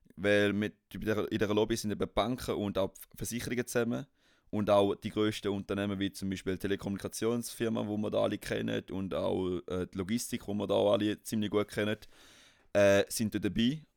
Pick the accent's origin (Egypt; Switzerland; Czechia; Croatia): Switzerland; wir als Schweizer